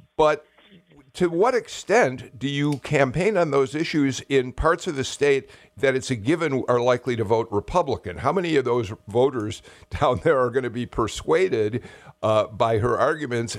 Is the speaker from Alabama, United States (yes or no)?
no; Chicago, Illinois, United States; from Chicago, my hometown.